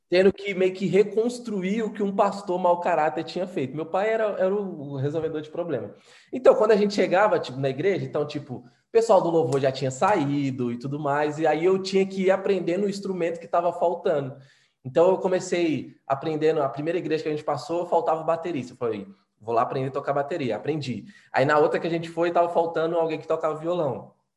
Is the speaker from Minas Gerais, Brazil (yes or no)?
yes; Minas Gerais, Brazil; eu, como mineiro, né, mineiro é muito desconfiado por natureza